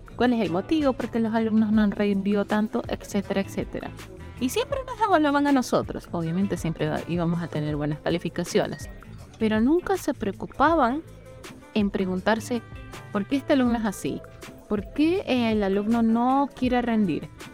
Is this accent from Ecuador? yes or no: yes; Ecuador